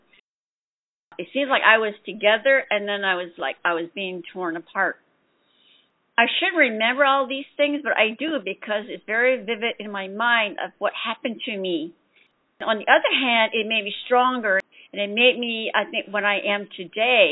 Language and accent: English; Shiprock, New Mexico, United States; first language Navajo; English is a second language; moved away; I'm originally from Shiprock, New Mexico